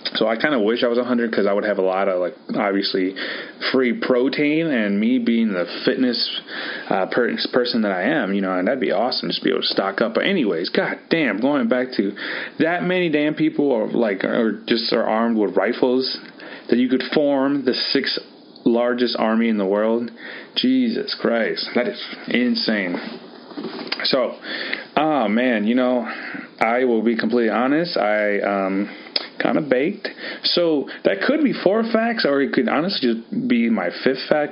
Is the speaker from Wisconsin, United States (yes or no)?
yes; Wisconsin, United States; also born or lived in California; Very proud Wisconsinite